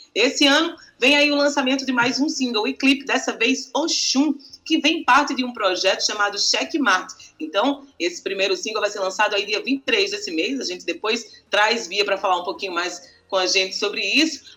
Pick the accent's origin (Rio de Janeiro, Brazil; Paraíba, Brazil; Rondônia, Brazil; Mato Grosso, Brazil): Paraíba, Brazil; paraibana cinéfila também